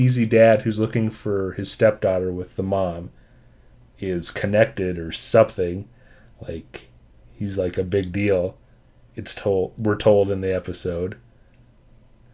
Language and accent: English; Midwest, United States; I'm from the Midwest